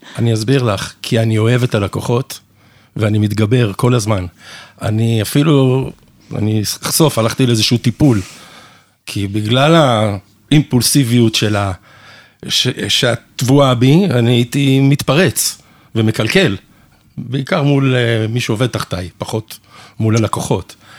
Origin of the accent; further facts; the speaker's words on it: Canada; also born or lived in England; now in Israel; אני נולדתי בקנדה, ההורים שלי אנגלים, והם ממש אנגלים, אז אני חי, חייתי בקופסה שלהם, ואני ממש חצי, אני ישראלי לגמרי באופי שלי